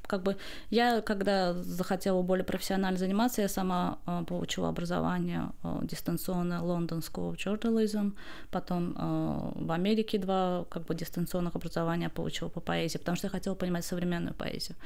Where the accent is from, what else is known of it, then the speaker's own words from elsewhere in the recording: Baku, Azerbaijan; я поэт из Баку, Азербайджана